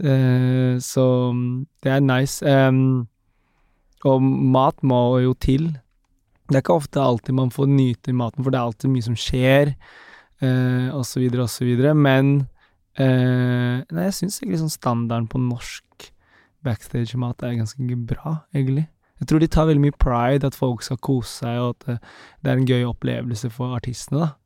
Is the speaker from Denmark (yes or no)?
no; Philippines; now in Norway; jeg er fra Filippinene